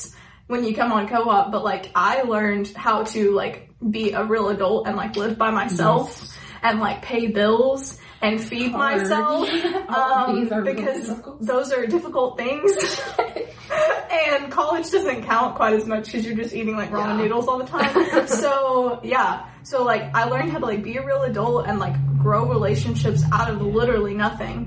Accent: Tennessee, United States; moved away as an adult; now in Missouri, United States; we're both from Tennessee and we're here in Missouri

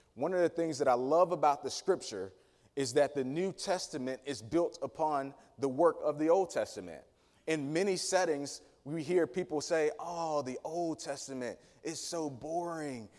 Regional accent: Danville, Virginia, United States; community that I grew up in in Danville, Virginia, city proper, but specifically a place called Dry Fork, Virginia

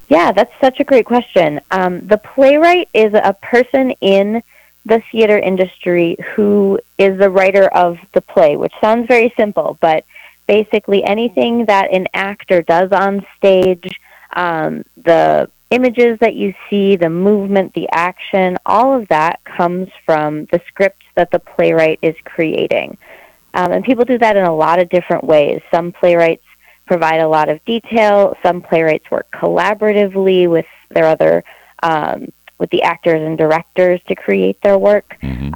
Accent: Eau Claire, Wisconsin, United States; now in Minneapolis, United States; I grew up in Eau Claire, Wisconsin

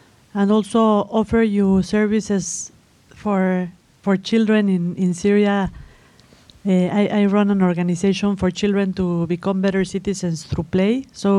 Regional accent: Mexico; moved away; I'm from Mexico. I'm a student here.

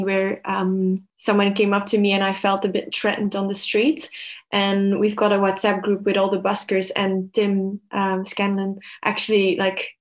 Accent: Belgium; moved away as an adult; now in Melbourne, Australia; I am originally from Belgium, moved to Melbourne 2 years ago.

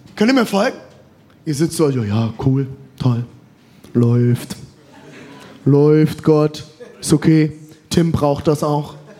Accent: Germany; als Deutscher

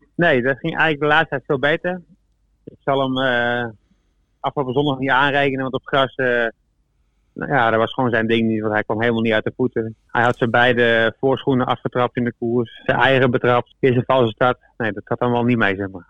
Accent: Deventer, Overijssel, Netherlands; moved away; also born or lived in Deurne; ik kom uit Deventer

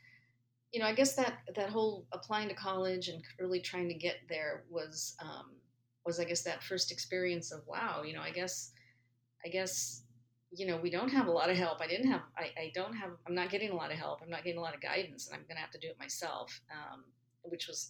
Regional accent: San Gabriel Valley, Los Angeles area, California, United States; I grew up in the Los Angeles area, specifically the San Gabriel Valley

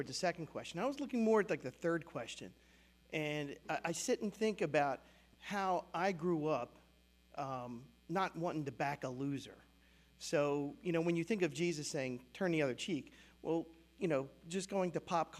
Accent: United States; as an American, this is what I grew up

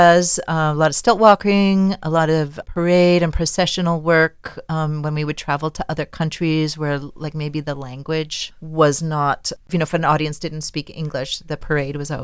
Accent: Winnipeg, Manitoba, Canada; moved away as an adult; now in Damascus, United States; I trained at a university in my hometown in Winnipeg

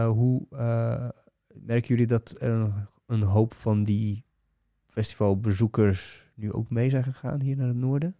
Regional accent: Bulgaria; moved away; ik ben zelf Bulgaar, ik kom uit de Oostblok

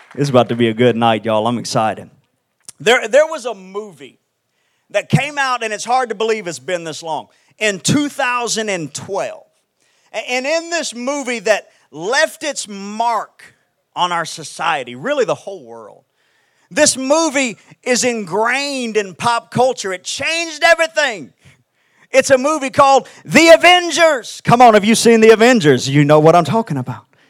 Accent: Houston, Texas, United States; I'm from Houston, Texas.

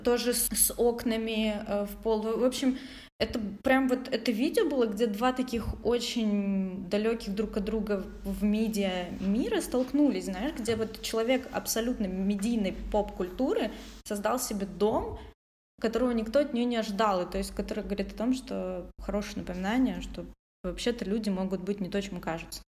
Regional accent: Odesa, Odesa Oblast, Ukraine; мы вместе из Одессы

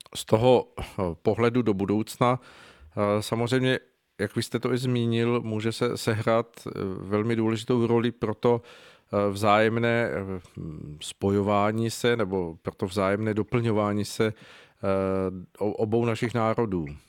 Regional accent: Czechia; u nás v Čechách

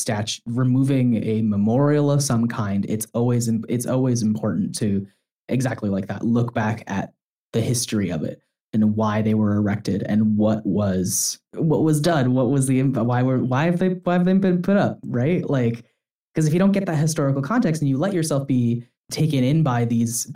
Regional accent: Canada; I'm speaking as a Canadian

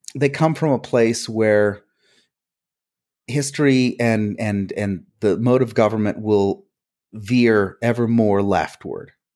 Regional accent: New Jersey, United States; first language Hungarian; English is a second language; I was born in New Jersey

